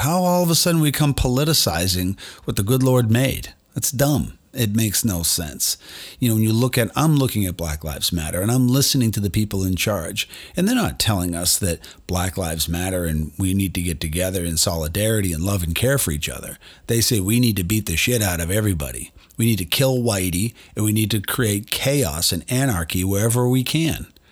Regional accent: Boston, Massachusetts, United States; I'm from Boston

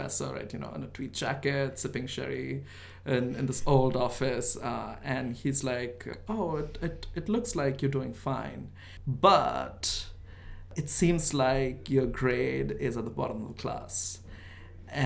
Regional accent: India; English is a second language; moved away as an adult; now in United States; I grew up in India, yeah. I grew up in this small town in India

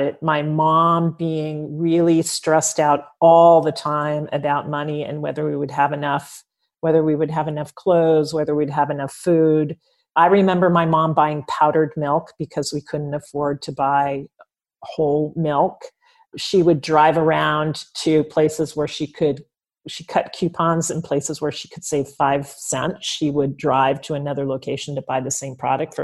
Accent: Bay Area, California, United States; I grew up in the Bay Area

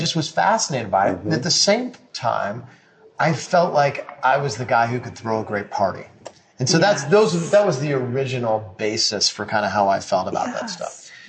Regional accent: Springfield, Illinois, United States; also born or lived in New York / Florida / Nashville; now in Chicago, United States; I grew up in Springfield, Illinois

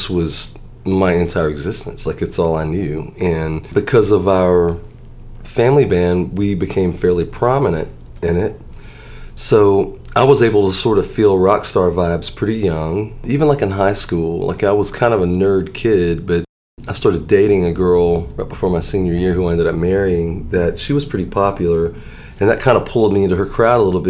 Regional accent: Pascagoula, Mississippi, United States; moved away as an adult; also born or lived in Nashville; we moved down when I was 6. So I started first grade in Pascagoula.

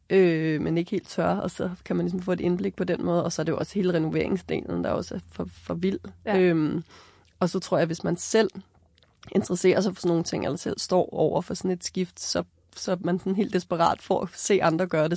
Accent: Copenhagen, Capital Region of Denmark, Denmark; moved away as an adult; now in Hornbæk, Denmark; for mig, som er født og opvokset i København

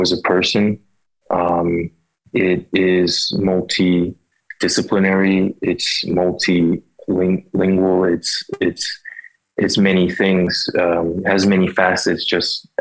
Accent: Philadelphia, Pennsylvania, United States; I grew up in Philadelphia in the early 90s

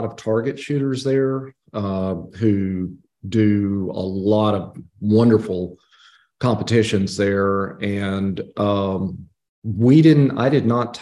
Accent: Abilene, Texas, United States; now in Georgia, United States; I'm from Abilene, Texas. Grew up outside of the city, actually, in a little bitty place called Elmdale, right off of I-20

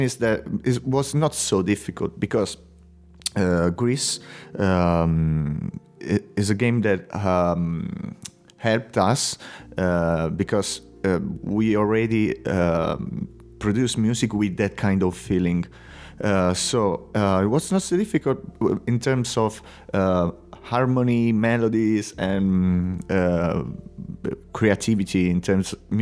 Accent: Italy; English is a second language; moved away as an adult; now in Spain; living in Spain since 8 years right now. I'm from Italy.

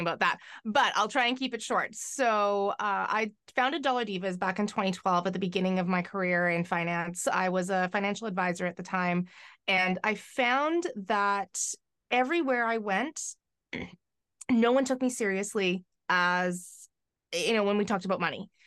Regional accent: White Rock, British Columbia, Canada; now in Victoria, Canada; I grew up on the, uh, lower mainland of, um, Vancouver

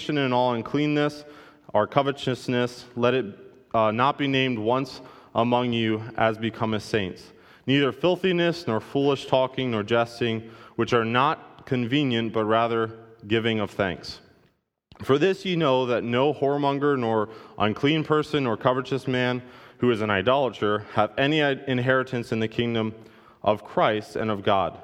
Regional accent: United States; I stand out as an American

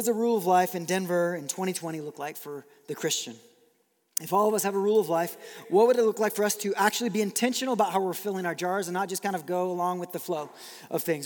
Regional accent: Brazil; moved away; I grew up in Brazil

